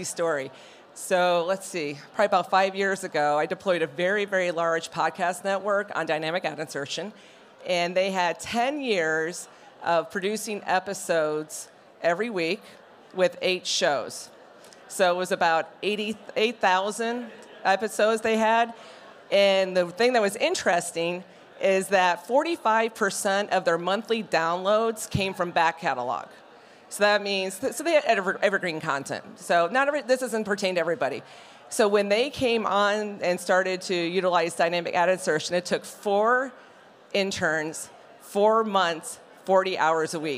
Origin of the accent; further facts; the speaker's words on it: Denver, Colorado, United States; I'm from Denver